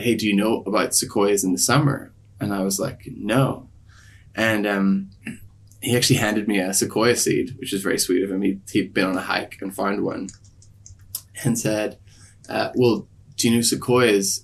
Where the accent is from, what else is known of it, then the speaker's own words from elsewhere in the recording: Ireland; also born or lived in Sydney, Australia / Belfast; now in Los Angeles, United States; I'm from Ireland originally, and then um I lived in Sydney for ten years